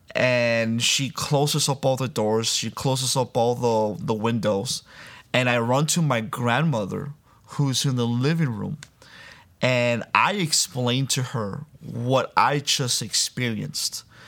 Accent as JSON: {"language": "English", "town": "Miami", "region": "Florida", "country": "United States", "tie": "born or raised there", "also_born_or_lived": "Santo Domingo, Dominican Republic", "said": "I was born in Santo Domingo, Dominican Republic, uh, but raised in Miami"}